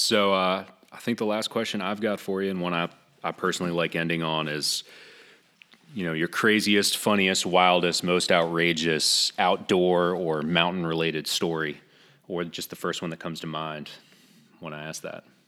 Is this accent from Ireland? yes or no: no; New England, United States; now in Greenville, United States; I'm actually, uh, born and raised in New England